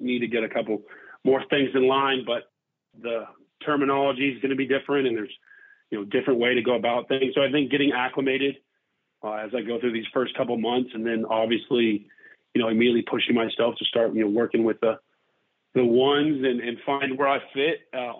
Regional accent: Texas, United States; also born or lived in Kentucky; now in Mississippi, United States; growing up in Texas

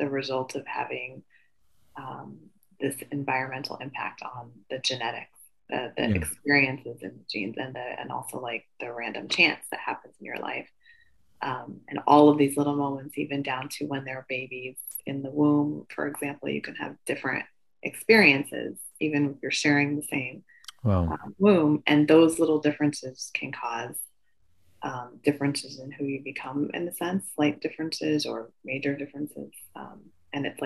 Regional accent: Midwest, United States; I'm familiar with being Asian American, growing up in the Midwest.

